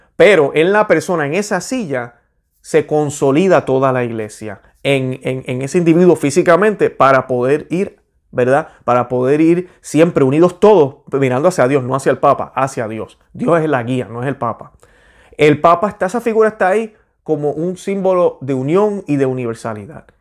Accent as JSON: {"language": "Spanish", "country": "Puerto Rico", "said": "yo soy boricua"}